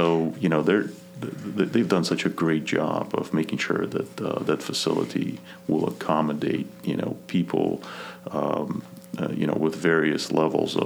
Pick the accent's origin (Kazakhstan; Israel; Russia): Kazakhstan; English is a second language; moved away; I was born in Kazakhstan, out of all places. So that's Central Asia. So I was born maybe 50 miles from a Chinese border.